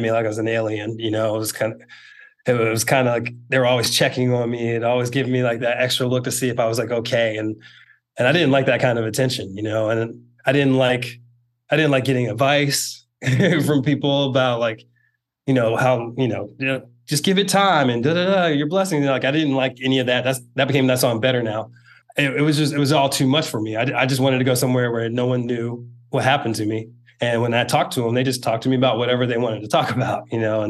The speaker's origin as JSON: {"language": "English", "region": "Northern Virginia", "country": "United States", "tie": "born or raised there", "moved": "as an adult", "said": "I grew up in Northern Virginia, so it's kind of close to being home."}